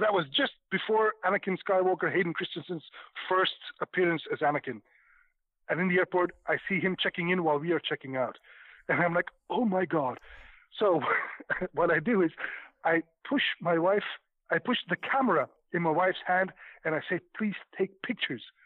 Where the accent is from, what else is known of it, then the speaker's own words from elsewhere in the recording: Belgium; I'm from Belgium.